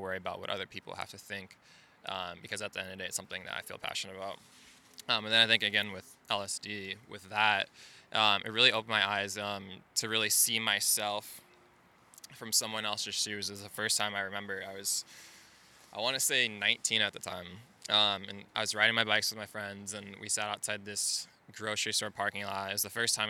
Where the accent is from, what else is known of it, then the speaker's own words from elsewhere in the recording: Naperville, Illinois, United States; I'm originally from suburbs of Chicago, Naperville, Illinois.